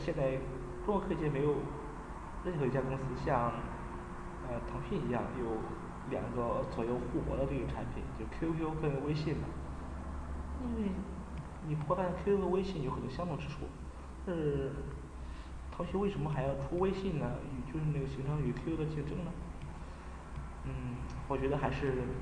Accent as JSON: {"language": "Chinese", "country": "China", "said": "作为中国人"}